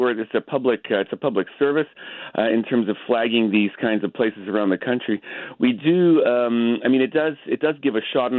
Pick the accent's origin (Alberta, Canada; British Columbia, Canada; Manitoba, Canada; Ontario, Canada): Alberta, Canada; Edmonton; in Edmonton, my hometown.